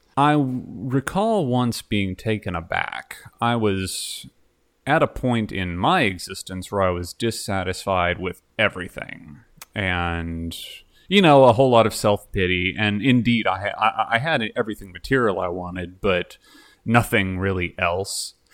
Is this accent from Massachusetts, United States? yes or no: no; Dallas, Texas, United States; I'm from Dallas.